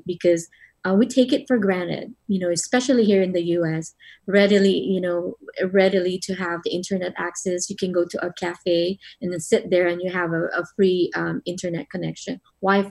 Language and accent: English; Philippines; moved away; growing up in the Philippines